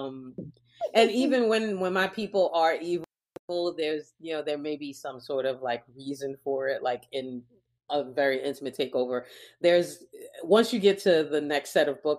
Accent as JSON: {"language": "English", "region": "New York", "country": "United States", "said": "I'm from New York"}